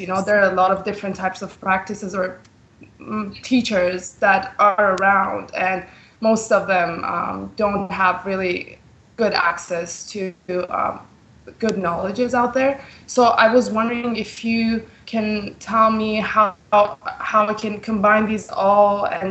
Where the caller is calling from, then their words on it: Vancouver, British Columbia, Canada; I'm calling from Vancouver, BC, Canada.